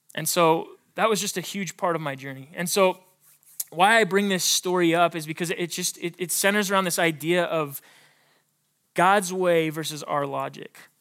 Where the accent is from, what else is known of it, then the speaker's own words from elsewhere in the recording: Billings, Montana, United States; I was born and raised in Billings, Montana.